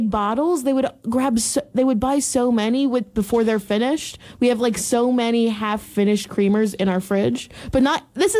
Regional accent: Pennsylvania, United States; now in Iowa, United States; that's the way I was raised back in Pennsylvania.

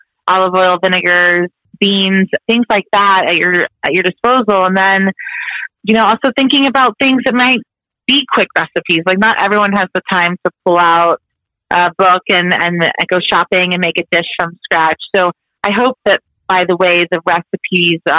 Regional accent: Texas, United States; also born or lived in Italy; growing up in Texas

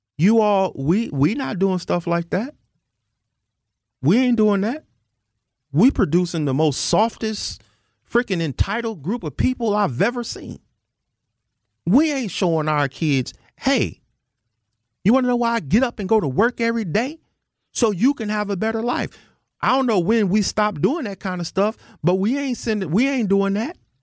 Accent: United States; I'm an American.

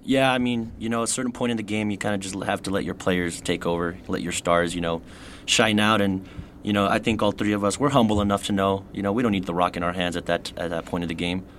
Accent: El Paso, Texas, United States; born and raised in El Paso, went to Cathedral High School

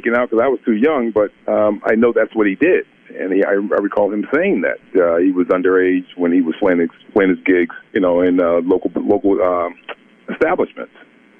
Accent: Newark, New Jersey, United States; We grew up in Newark, New Jersey. We both grew up in Newark, New Jersey.

